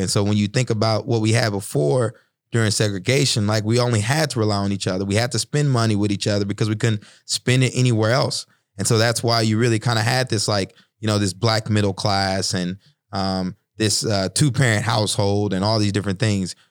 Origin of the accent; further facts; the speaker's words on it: Texas, United States; when I was growing up in Texas